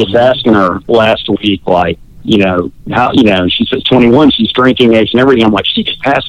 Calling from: Austin, Texas, United States; I'm calling from Austin.

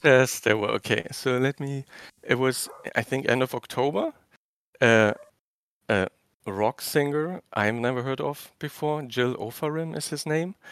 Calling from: Germany; I'm calling from Germany. It's three A M here.

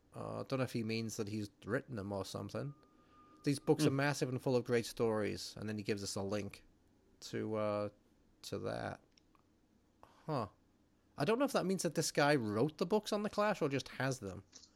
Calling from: Halifax, Yorkshire and the Humber, United Kingdom; I'm writing from Halifax, West Yorkshire in England. It's about an hour east of Manchester.

